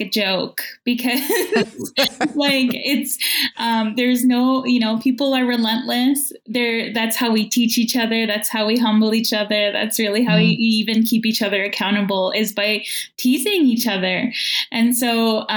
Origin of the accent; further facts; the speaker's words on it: Opaskwayak Cree Nation, northern Manitoba, Canada; now in Winnipeg, Canada; I'm from Apaskwayak Cree Nation in northern Manitoba, but currently I'm a guest on Treaty One